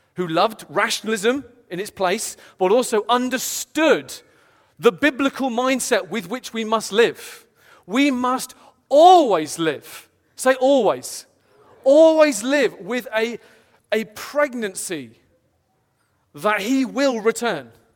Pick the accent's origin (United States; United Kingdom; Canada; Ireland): United Kingdom; I'm British personally